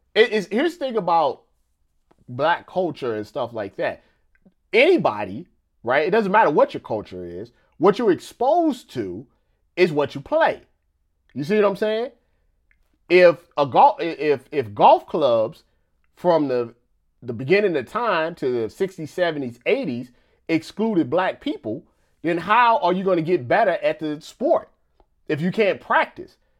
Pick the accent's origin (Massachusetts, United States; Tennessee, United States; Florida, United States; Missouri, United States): Missouri, United States; I'm from Missouri